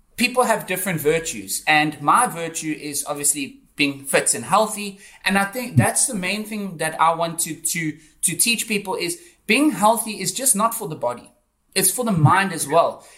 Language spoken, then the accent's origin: English; Johannesburg, Gauteng, South Africa; moved away as an adult; also born or lived in Cape Town; I'm from South Africa. I grew up in in Johannesburg